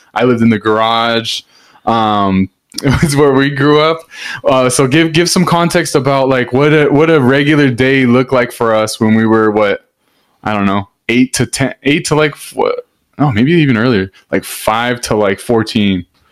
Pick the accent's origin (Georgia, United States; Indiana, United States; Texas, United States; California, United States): California, United States; Hacienda Heights; I'm from Hacienda Heights